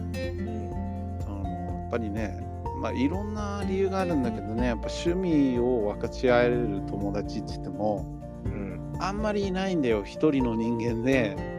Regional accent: Los Angeles, California, United States; born or raised there; moved away as an adult; now in Japan

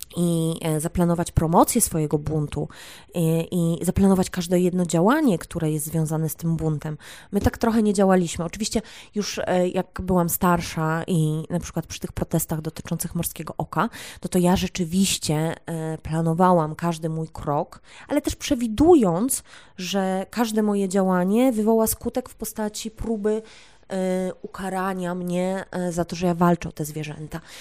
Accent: Poland

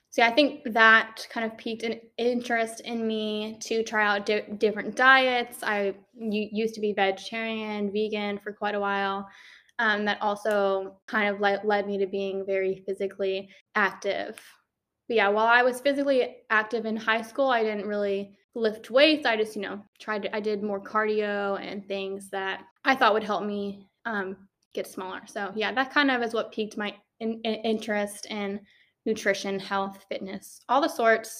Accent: Maryland, United States; moved away as an adult; now in Georgia, United States; I am originally from Maryland. I came down here to Georgia for college

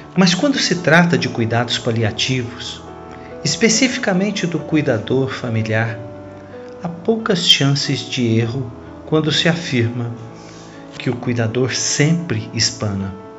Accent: Cajuru, São Paulo, Brazil; falo a vocês da cidade de Cajuru, interior de São Paulo, minha cidade natal

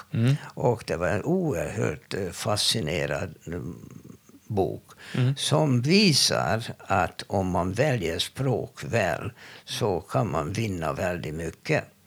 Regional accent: Hungary; Swedish is a second language; now in Sweden; jag är från Ungern

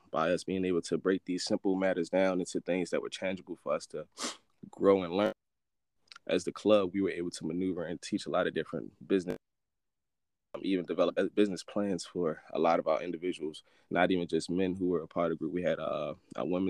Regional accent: Baltimore, Maryland, United States; Growing up in East Baltimore, Green Mountain 24th, that's all I knew.

